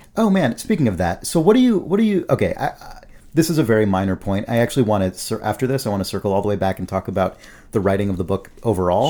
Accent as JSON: {"language": "English", "country": "United States", "said": "we as Americans"}